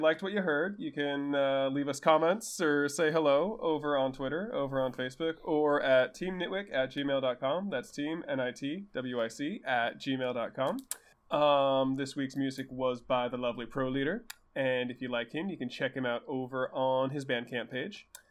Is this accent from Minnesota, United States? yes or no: no; Bay Area, California, United States; I'm from the Bay Area